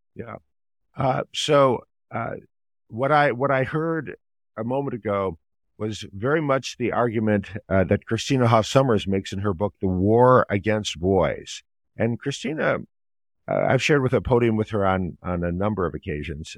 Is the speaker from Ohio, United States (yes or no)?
yes; Ohio, United States; moved away as an adult; also born or lived in Maryland; I grew up in Ohio, and I, I attended public schools, kindergarten through twelfth grade